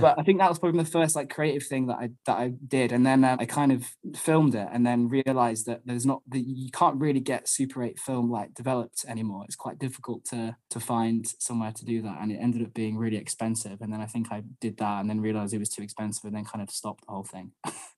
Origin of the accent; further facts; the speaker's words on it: Wetherby, Yorkshire and the Humber, United Kingdom; Well, I grew up in Wetherby, which is like, it's funny, whenever anyone asks me where I'm from, like I'll always, like my go-to thing is to say Leeds, because I don't expect anyone to know Wetherby.